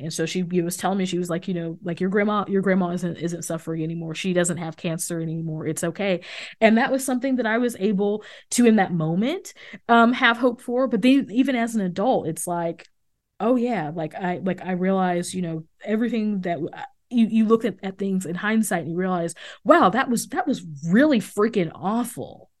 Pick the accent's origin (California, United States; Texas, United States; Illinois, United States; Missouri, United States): Missouri, United States; I grew up outside of Kansas City